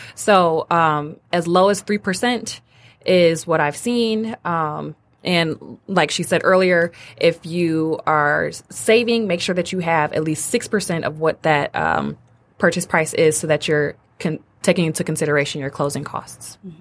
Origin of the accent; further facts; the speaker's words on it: Detroit, Michigan, United States; moved away as an adult; also born or lived in Ann Arbor, Michigan; now in Royal Oak, United States; I'm from Detroit, born and raised on the west